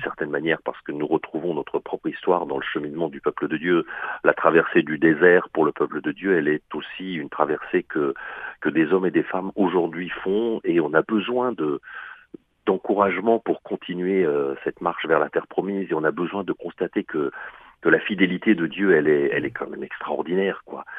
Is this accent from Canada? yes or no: no; Alsace, Grand Est, France; moved away as an adult; also born or lived in Montpellier; je viens d'Alsace, hein, donc c'est un peu loin